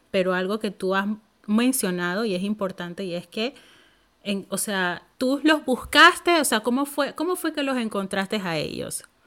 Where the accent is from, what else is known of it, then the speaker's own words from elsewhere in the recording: Panama; moved away as an adult; now in Finland; las mismas amigas que yo tenía en mi país